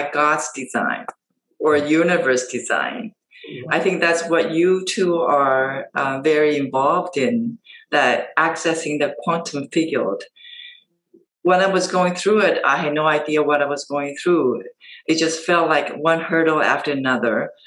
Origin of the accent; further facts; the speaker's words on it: Taiwan; moved away as an adult; I was born and raised in Asia, in Taiwan.